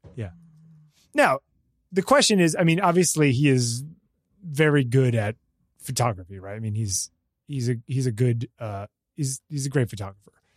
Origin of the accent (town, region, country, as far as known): United States